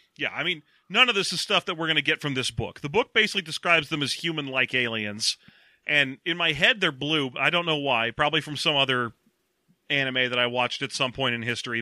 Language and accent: English; United States; we're American